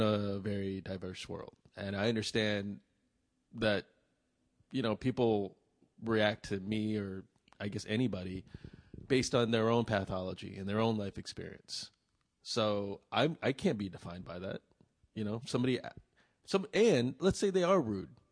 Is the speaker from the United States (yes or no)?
no; Vietnam; I'm from Vietnam